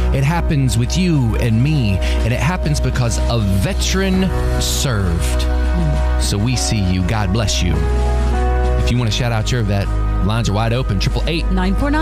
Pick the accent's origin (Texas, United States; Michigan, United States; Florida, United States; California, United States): Texas, United States; Midlothian; my hometown hero in Midlothian